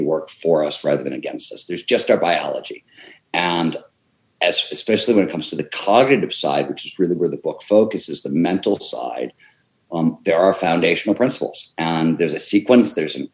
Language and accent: English; Cleveland, Ohio, United States; growing up in Cleveland, Ohio